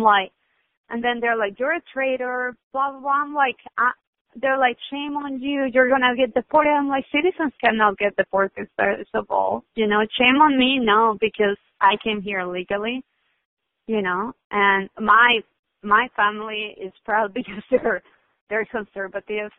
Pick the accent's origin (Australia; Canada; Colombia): Colombia; now in San Diego, United States; I grew up in Colombia